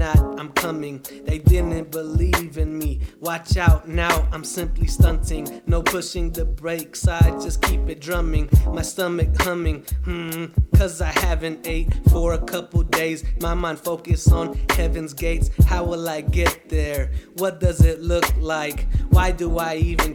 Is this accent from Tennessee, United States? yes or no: no; Las Vegas, Nevada, United States; I'm born and raised in Las Vegas, and I went to UNLV